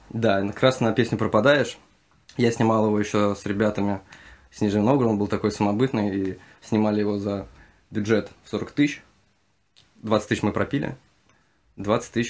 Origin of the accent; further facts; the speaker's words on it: Kazakhstan; moved away; я же тоже родом из Казахстана.